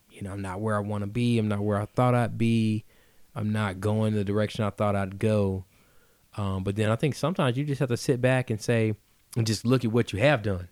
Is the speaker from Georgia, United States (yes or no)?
yes; Atlanta, Georgia, United States; also born or lived in Woodstock, Georgia; I'm originally from Atlanta, but again, I, I finished high school out there